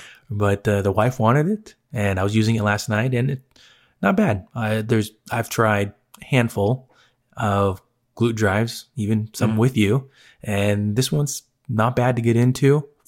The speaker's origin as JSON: {"language": "English", "country": "Philippines", "said": "Just because I'm Filipino doesn't mean I want to watch it."}